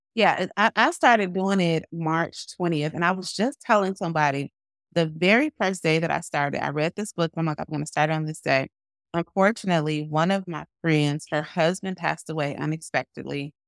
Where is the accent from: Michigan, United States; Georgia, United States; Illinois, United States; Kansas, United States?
Illinois, United States; Chicago; I'm a Chicagoan as well